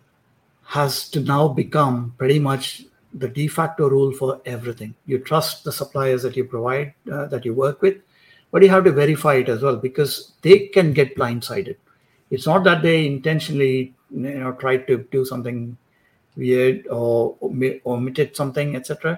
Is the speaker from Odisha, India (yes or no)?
no; Maharashtra, India; I grew up in India. I grew up in, you know, in Maharashtra, which is in Western India.